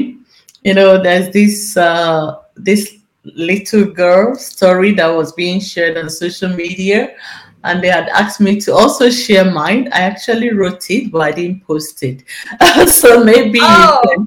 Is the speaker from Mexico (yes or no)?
no; Nigeria; moved away as an adult; now in Netherlands; I live in Nigeria, I'm from Nigeria